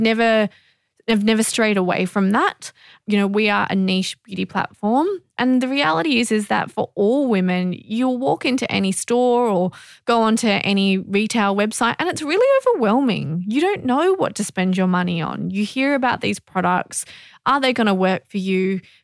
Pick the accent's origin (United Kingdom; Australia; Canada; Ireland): Australia; being Australian